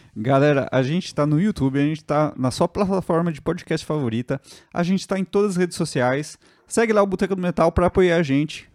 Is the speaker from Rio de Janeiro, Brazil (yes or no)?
no; São Paulo, Brazil; eu, que sou de São Paulo